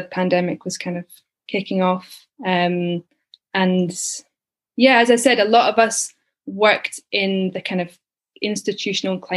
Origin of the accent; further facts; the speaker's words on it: Edinburgh, Scotland, United Kingdom; also born or lived in Dominican Republic / Glasgow; I was born in Leith and grew up there, went to school there